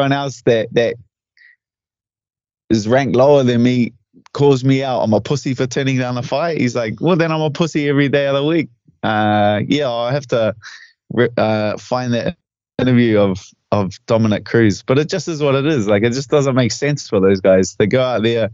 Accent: Auckland, New Zealand; my hometown

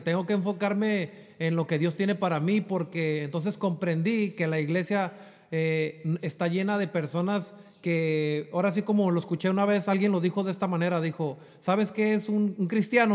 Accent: Jalisco, Mexico; moved away as an adult; also born or lived in Chula Vista, California; now in United States; Yo soy nacido aquí en Chulavista, pero yo me crié en Jalisco

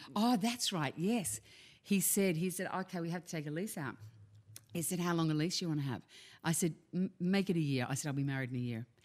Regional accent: Australia; accent: Australian; moved away

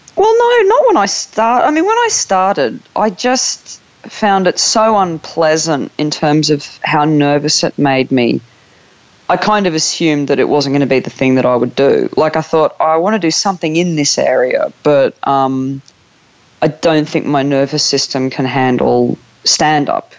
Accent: Newcastle, New South Wales, Australia; moved away as an adult; now in United Kingdom; I was born in Newcastle, Australia

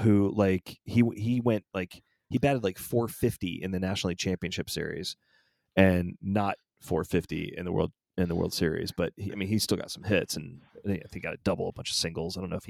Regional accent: Atlanta, Georgia, United States; He does go to the church that I grew up in Atlanta.

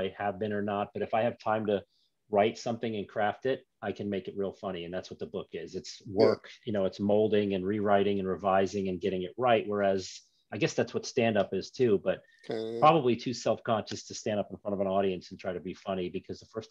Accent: New York, United States; now in Florida, United States; But I'm a New Yorker originally. I'm a New Yorker.

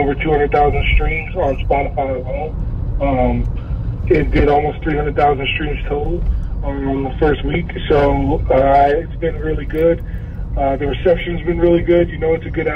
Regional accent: Maryland, United States; moved away as an adult; also born or lived in Miami; It was the first place I ever lived after leaving Maryland, where I grew up

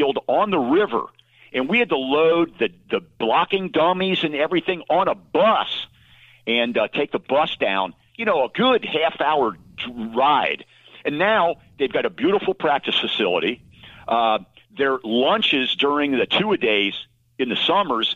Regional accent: Cincinnati, Ohio, United States; I am from the Queen City of Cincinnati, the west side, the best side, the Price Hill section

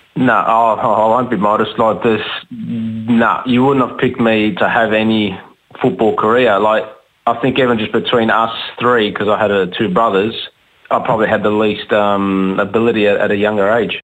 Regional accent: Australia; being Australian

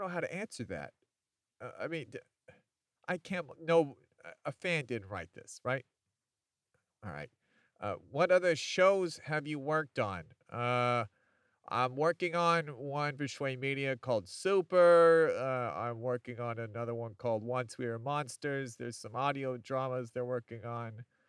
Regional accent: Chicago, Illinois, United States; Chicago, Illinois

